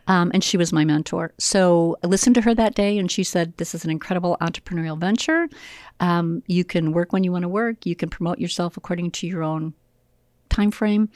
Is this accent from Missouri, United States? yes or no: no; Joliet, Illinois, United States; I grew up here in Joliet, Illinois